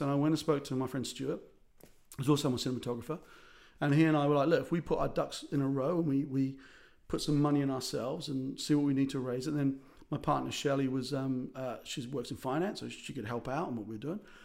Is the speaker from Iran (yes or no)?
no; South Africa; also born or lived in Ireland; As an Irish South African